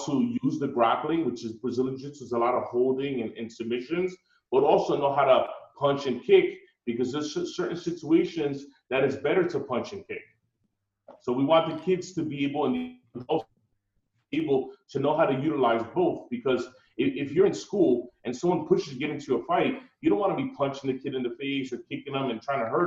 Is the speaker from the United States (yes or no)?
yes; Newark, New Jersey, United States; I grew up in Newark